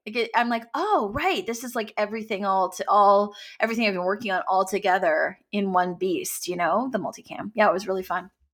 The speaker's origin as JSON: {"language": "English", "country": "Canada", "also_born_or_lived": "Los Angeles, United States / Toronto, Canada", "said": "I'm from Canada"}